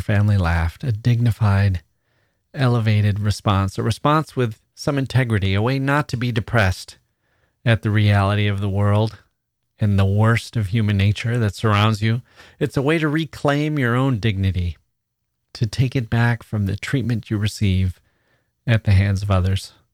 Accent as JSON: {"language": "English", "region": "Wisconsin", "country": "United States", "also_born_or_lived": "Taiwan", "moved": "yes", "said": "my own little triangle in Wisconsin"}